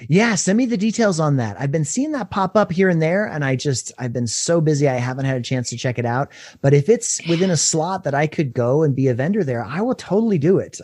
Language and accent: English; Durango, Colorado, United States; now in Denver, United States; my hometown and doing book signings at Maria's Bookshop in Durango